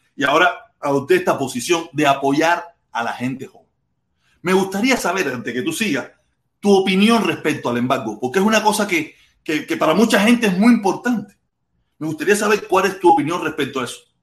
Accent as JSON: {"language": "Spanish", "country": "Cuba", "tie": "born or raised there", "moved": "as an adult", "said": "yo me fui de Cuba hace casi 20 años"}